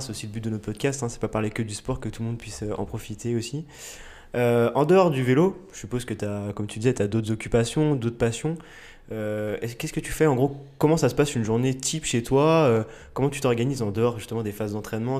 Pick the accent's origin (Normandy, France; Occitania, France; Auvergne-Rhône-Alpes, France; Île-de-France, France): Auvergne-Rhône-Alpes, France; Bourg-en-Bresse; on est originaire de, du coup, de Bourg-en-Bresse